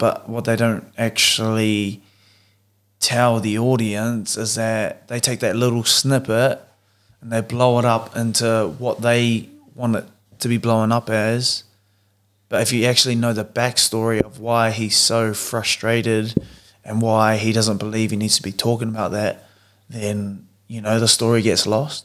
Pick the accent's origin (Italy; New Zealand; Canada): New Zealand; moved away as an adult; three Kiwi boys who have decided to move to the other side of the world, um, growing up together, going to the same school together